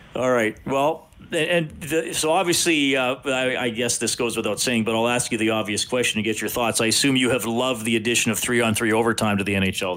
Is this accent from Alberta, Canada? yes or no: yes; Evansburg, Alberta, Canada; now in Edmonton, Canada; in junior high and high school growing up in Evansburg